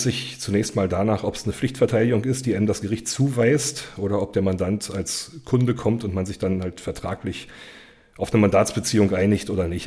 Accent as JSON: {"language": "German", "town": "Cottbus", "region": "Brandenburg", "country": "Germany", "tie": "born or raised there", "also_born_or_lived": "Berlin / Franconia / Saxony-Anhalt / Mecklenburg-Vorpommern", "moved": "as an adult", "said": "komme aus Cottbus, auch gebürtig aus Cottbus"}